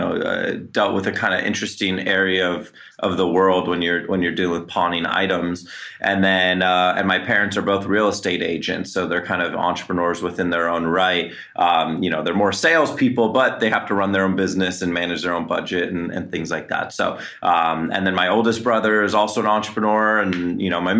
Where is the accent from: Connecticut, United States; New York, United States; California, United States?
California, United States; Los Angeles; born and raised in Los Angeles